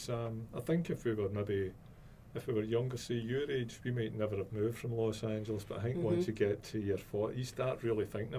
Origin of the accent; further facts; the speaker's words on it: Scotland, United Kingdom; I'm Scottish, yeah.